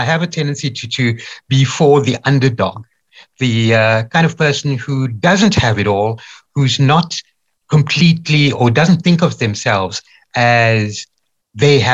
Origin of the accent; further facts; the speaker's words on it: Durban, KwaZulu-Natal, South Africa; I was born in Durban.